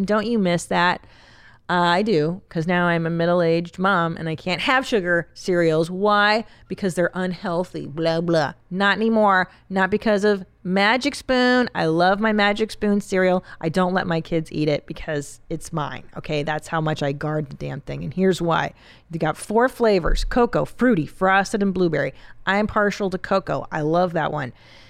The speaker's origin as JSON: {"language": "English", "town": "Los Angeles", "region": "California", "country": "United States", "tie": "born or raised there", "said": "I grew up on Loveline and in LA, it was a staple of my existence."}